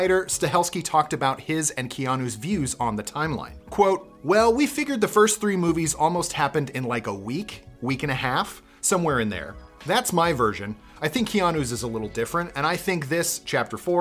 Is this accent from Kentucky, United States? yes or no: no; Colorado, United States; I'm from Colorado